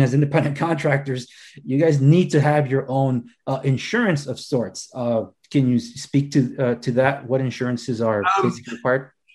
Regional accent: Los Angeles, California, United States; I'm a first generation American, born and raised in Los Angeles

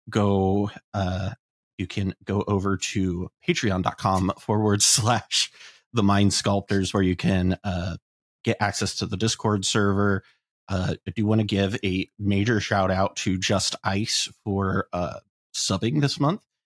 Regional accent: Columbus, Ohio, United States; moved away; I'm going to be playing in my hometown

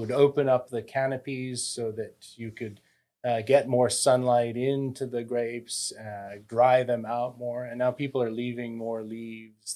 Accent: United States; also born or lived in France; now in Napa Valley, United States; I'm an American

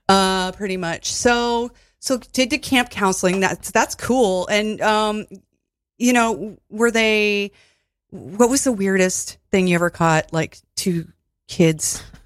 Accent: Toledo, Ohio, United States; now in Brooklyn, United States; I'm from Toledo, and I went to Bowling Green

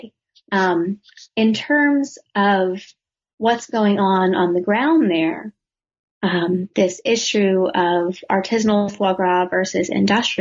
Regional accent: United States; as an American, as a woman at that point in my late 20s

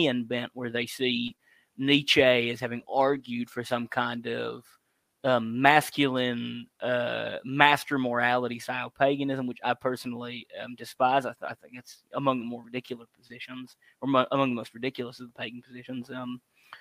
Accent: South Louisiana, United States; I'm from South Louisiana and I grew up in actually a Catholic household

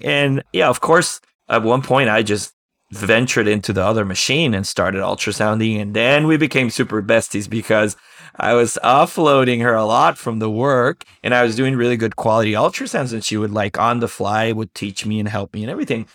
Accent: Costa Rica; moved away as an adult; also born or lived in Germany / Arizona, United States; now in United States; My dad's from Costa Rica, my mom's American, and I grew up in Costa Rica

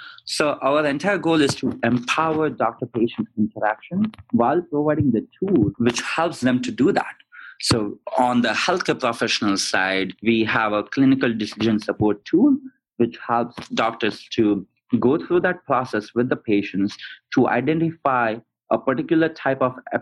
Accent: India; moved away as an adult; also born or lived in London / Sydney, Australia / Arizona; I'm originally from India, grew up there, studied in London and also in Australia, in Sydney, and then eventually came to Arizona

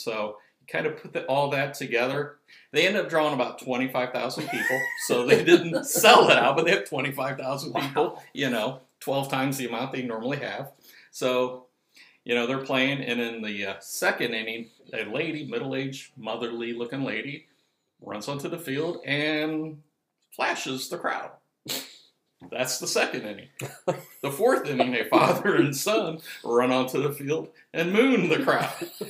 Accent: close to Cleveland, Northeast Ohio, United States; growing up in Northeast Ohio, close to Cleveland, being a Cleveland Indians fans

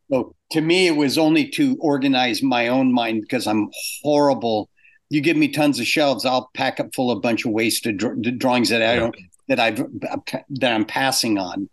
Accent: Orange County, California, United States; moved away as an adult; also born or lived in England; I grew up in Orange County and I came up here.

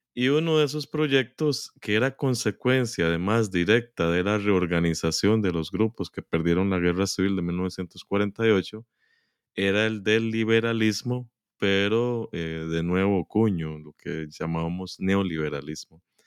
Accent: San José, Costa Rica; crecí en San José, Costa Rica

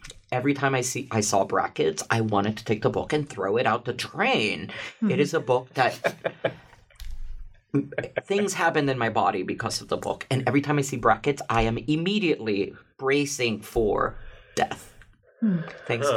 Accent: Puerto Rico; now in New York City, United States; I come from Puerto Rico. I grew up nearish a beach

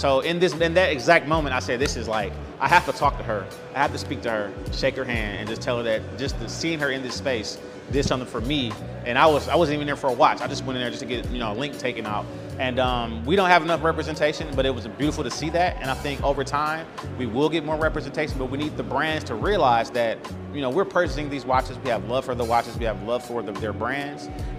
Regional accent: Detroit, Michigan, United States; moved away; 2 weeks ago, I was in my hometown of Detroit.

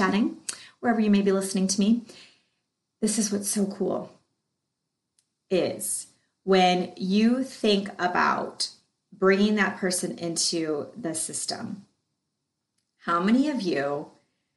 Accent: Michigan, United States; I was born in Michigan

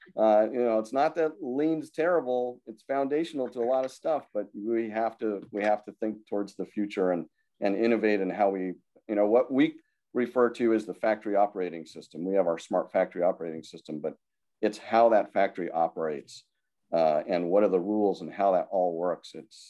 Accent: Ireland; Sorry, I'm not even Italian, and I'm waving my hands all over the place. I'm Irish, but that's okay.

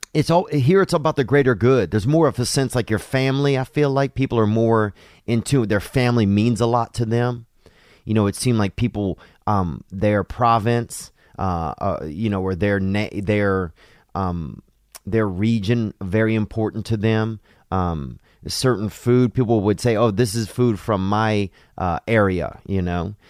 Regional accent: United States; now in China; as Americans

